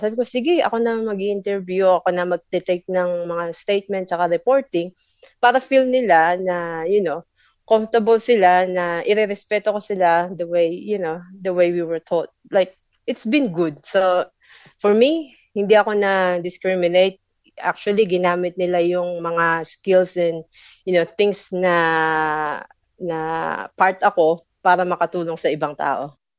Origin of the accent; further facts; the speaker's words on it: Philippines; now in Victoria, Australia; Filipino ako.